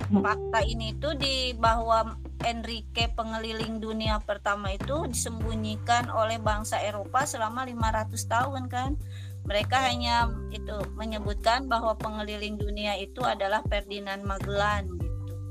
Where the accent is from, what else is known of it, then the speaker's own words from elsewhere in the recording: Sukabumi, West Java, Indonesia; gini loh kalau misalnya mochi itu asli dari Sukabumi gitu saya kan orang Sukabumi ya